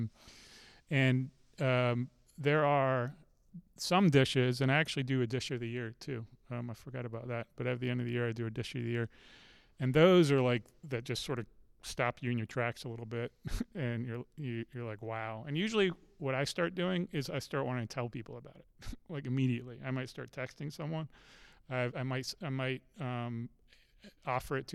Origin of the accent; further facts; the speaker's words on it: England, United Kingdom; now in Charlottesville, United States; I'm from, I was born in England.